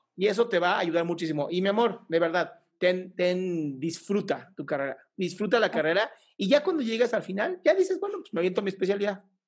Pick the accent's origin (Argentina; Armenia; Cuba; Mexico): Mexico